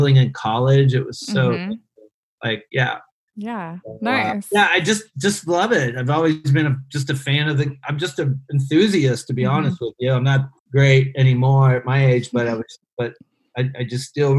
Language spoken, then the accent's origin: English; Ohio, United States; moved away as an adult; now in Cambodia; I grew up in Amish country, Ohio, where tennis was kind of like Cambodia